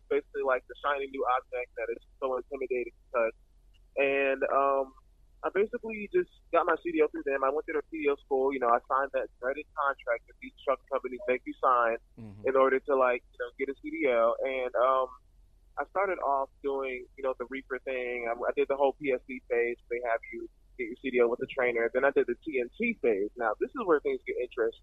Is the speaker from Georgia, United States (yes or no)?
yes; Atlanta, Georgia, United States; I'm from Atlanta, Georgia, born and raised